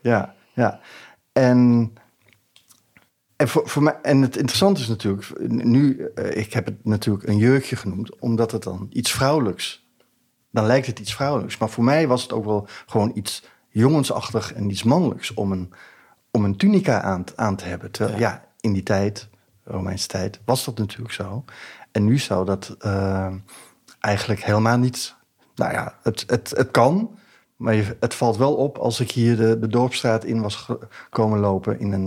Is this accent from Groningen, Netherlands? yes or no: no; Hilversum, North Holland, Netherlands; ik kom uit Hilversum